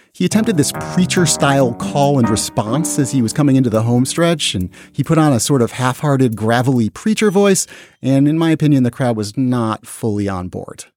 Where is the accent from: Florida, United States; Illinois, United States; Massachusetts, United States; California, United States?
Massachusetts, United States; I grew up in Massachusetts not too far from where he did